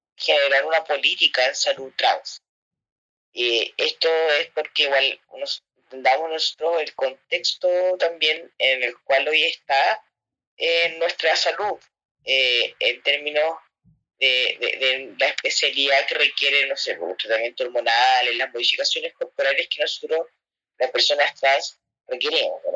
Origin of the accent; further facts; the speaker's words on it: Santiago, Santiago Metropolitan Region, Chile; yo soy eh, de Mons, Santiago